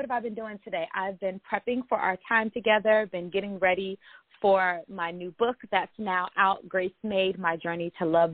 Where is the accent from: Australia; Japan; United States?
United States; Orlando, Florida; now in Ventura County, United States; Originally, I'm from Orlando, Florida, but I've been here in Ventura County longer than when I grew up in Florida now, for over half of my life here now.